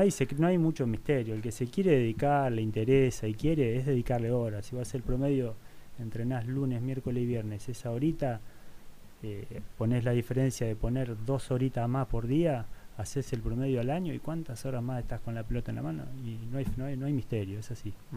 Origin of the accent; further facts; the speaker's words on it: Argentina; moved away as an adult; also born or lived in Spain; en ese momento pensé que era venir a terminar jugando en mi país porque la realidad es que yo siempre extrañé mucho mi país